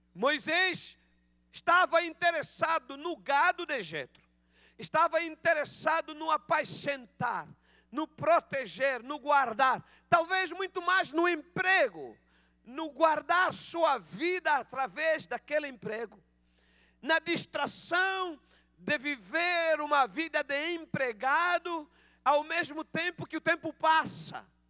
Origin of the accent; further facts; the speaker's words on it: Angola; accent: Angolan Portuguese; Peço perdão pelo meu português de Angola